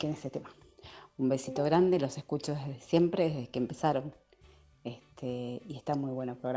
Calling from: Florencio Varela, Buenos Aires Province, Argentina; de Florencio Varela, quería pedirles un último tema antes de que terminen su, su jornada de trabajo.

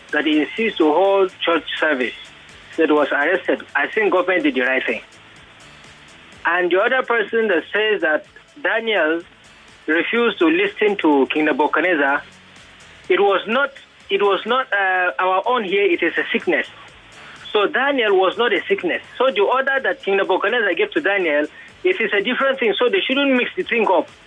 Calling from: Lekki, Lagos, Nigeria; I'm calling from Lekki.

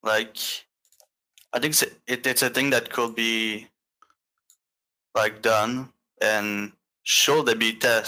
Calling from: Montreal, Quebec, Canada; From Montreal, Quebec.

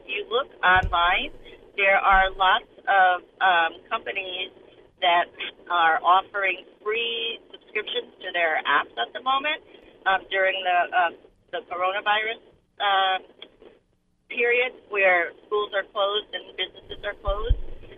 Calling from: Old Lyme, Connecticut, United States; I'm calling from Old Lyme.

